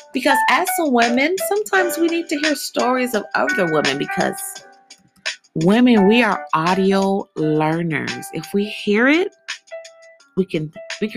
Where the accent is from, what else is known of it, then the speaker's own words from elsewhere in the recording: Illinois, United States; now in Georgia, United States; Illinois is my home state.